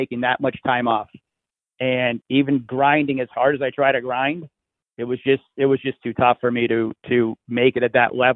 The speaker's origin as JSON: {"language": "English", "region": "Connecticut", "country": "United States", "tie": "born or raised there", "said": "I grew up in Connecticut, and being in Connecticut, I only played tennis pretty much 3 months of the year"}